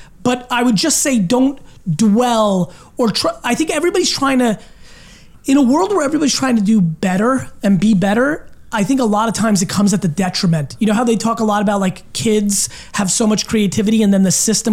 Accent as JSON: {"language": "English", "country": "Belarus", "tie": "born or raised there", "moved": "yes", "lives_now": "United States", "said": "I was born in Europe, in Eastern Europe, in Belarus"}